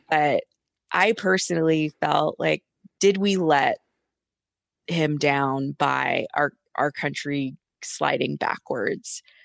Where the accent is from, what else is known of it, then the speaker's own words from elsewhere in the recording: Atlanta, Georgia, United States; I'm from Atlanta